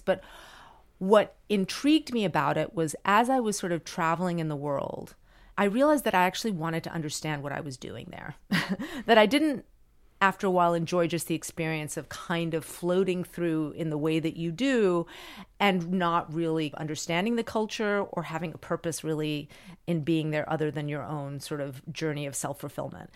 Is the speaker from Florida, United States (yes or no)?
yes; Miami, Florida, United States; I grew up in Miami and everyone spoke Spanish